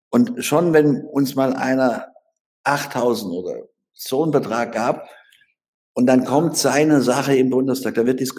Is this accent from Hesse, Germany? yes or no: no; Baden-Württemberg, Germany; weggegangen und habe mir einen eigenen Wahlkreis in Baden-Württemberg, wo ich herkomme, erkämpfen müssen.